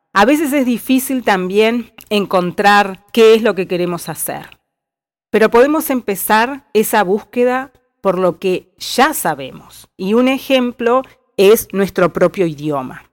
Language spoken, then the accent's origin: Spanish; Uruguay; moved away as an adult; also born or lived in Spain; now in California, United States; uruguaya y con experiencia internacional viviendo y trabajando en distintos países del mundo